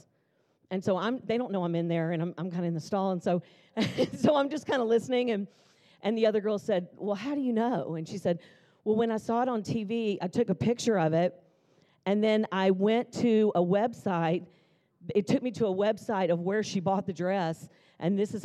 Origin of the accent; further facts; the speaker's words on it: Jackson, Mississippi, United States; also born or lived in Nashville, Tennessee; now in Tulsa, United States; I grew up in Jackson, Mississippi. My dad was an attorney